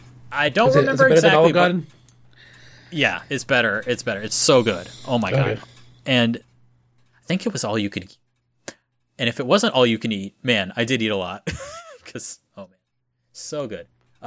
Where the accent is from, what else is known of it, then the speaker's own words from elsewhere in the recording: Florida, United States; So I'm from Florida, and we do not have Pirates of the Caribbean like you have Pirates of the Caribbean.